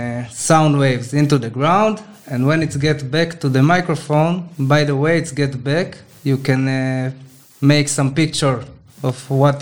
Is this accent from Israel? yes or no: yes; Israel; I'm also from Israel, from a kibbutz, it's called. It's a special lifestyle, special life form that there is in Israel.